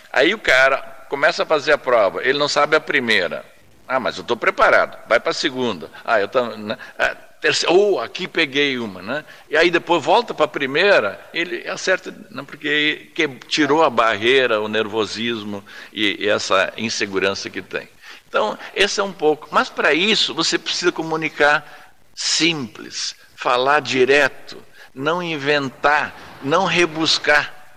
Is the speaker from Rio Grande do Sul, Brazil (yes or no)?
yes; São Lourenço do Sul, Rio Grande do Sul, Brazil; also born or lived in Pelotas; eu sou natural de São Lourenço, nasci no interior do município, em São João da Reserva